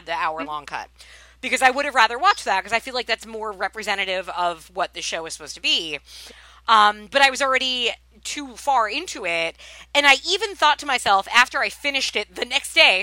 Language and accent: English; Long Island, New York, United States; I've tried faking a Long Island accent, which is obviously where I'm from